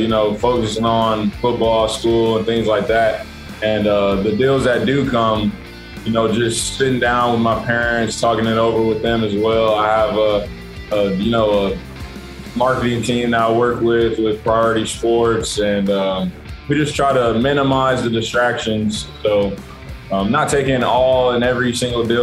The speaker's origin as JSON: {"language": "English", "region": "North Carolina", "country": "United States", "said": "I'm from North Carolina"}